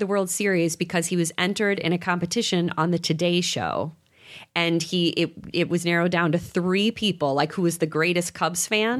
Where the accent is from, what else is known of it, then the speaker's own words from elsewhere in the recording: Chicago, Illinois, United States; being from Chicago